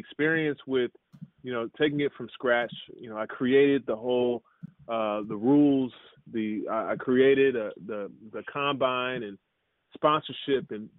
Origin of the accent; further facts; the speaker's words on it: Maryland, United States; also born or lived in Jerusalem, Israel; We grew up in Maryland